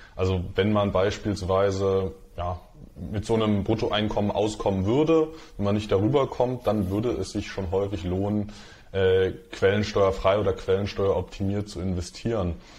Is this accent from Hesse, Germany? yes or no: no; Dresden, Saxony, Germany; Ich bin in, bin in Dresden aufgewachsen